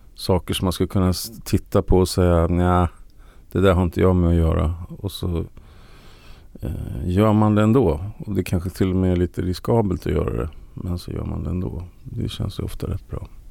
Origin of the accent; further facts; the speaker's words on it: Sweden; jag är ju svensk